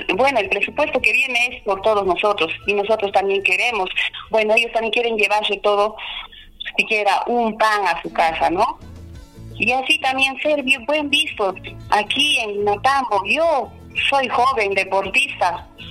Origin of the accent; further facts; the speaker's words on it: Limatambo, Cusco, Peru; yo soy de Limatambo, yo soy hija de limatambeños, que siempre he vivido aquí todo, toda mi niñez y hasta hoy sigo viviendo.